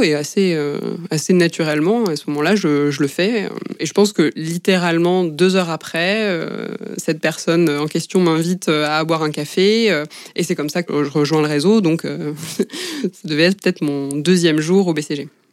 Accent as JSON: {"language": "French", "town": "Albi", "region": "Occitania", "country": "France", "also_born_or_lived": "Toulouse", "moved": "as an adult", "lives_now": "Paris, France", "said": "Je viens d'Albi, qui est euh, une ville de 60 000 habitants à peu près à côté de Toulouse dans le sud-ouest"}